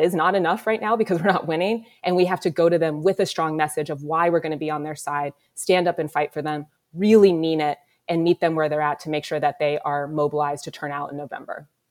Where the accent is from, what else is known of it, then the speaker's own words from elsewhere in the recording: Columbus, Ohio, United States; I was born here in Columbus, given up for adoption. I lived in a foster home as an infant and was adopted and raised on, on the east side of the city